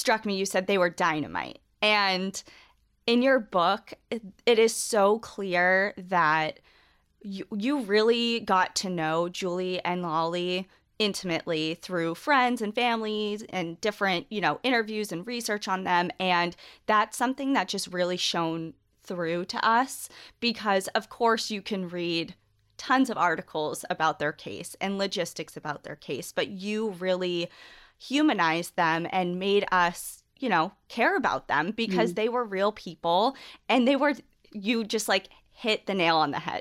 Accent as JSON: {"language": "English", "region": "New England", "country": "United States", "said": "we're both from New England"}